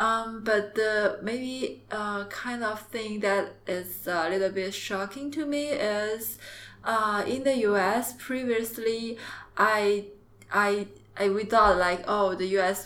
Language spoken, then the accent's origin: English; Jiangxi, China; English is a second language; moved away as an adult; also born or lived in Beijing / Shenzhen / Hangzhou; I'm from the south part of China in uh, Jiangxi province.